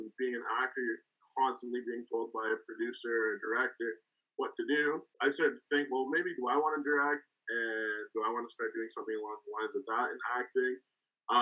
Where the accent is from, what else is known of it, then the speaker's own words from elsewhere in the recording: Canada; also born or lived in Cleveland, Ohio, United States; I was born in Cleveland, Ohio. That's kind of where the story starts. Born there. Came to Canada when I was like 3 months old, so I don't have much experience being in the States